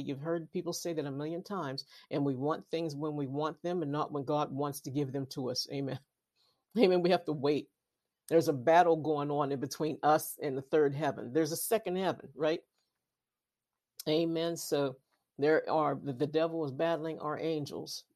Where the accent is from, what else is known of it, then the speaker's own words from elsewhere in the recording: Western Pennsylvania, United States; I'm from Western Pennsylvania